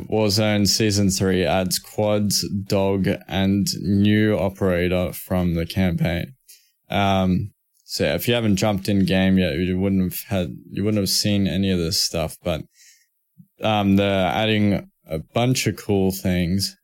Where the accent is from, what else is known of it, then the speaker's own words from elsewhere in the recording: Australia; accent: Australian; I'm Australian, like, I got, I got Australian accent and everything